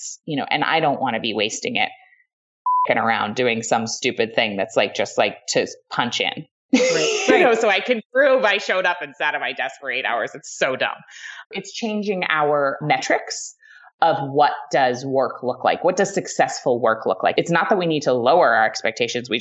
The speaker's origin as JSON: {"language": "English", "region": "New England", "country": "United States", "tie": "born or raised there", "said": "I was raised in New England by like Ivy League parents"}